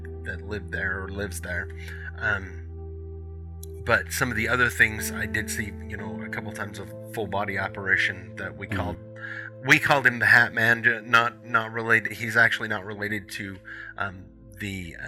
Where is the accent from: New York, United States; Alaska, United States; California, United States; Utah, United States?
Utah, United States; Hyrum; I grew up in Hiram.